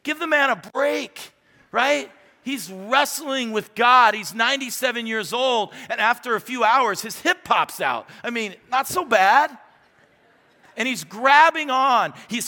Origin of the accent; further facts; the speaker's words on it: Phoenix, Arizona, United States; born there; So I was born in May 1967, don't do the math right now, do it later. I was born in that year. And I was born at the Arizona Children's Home in Phoenix, Arizona.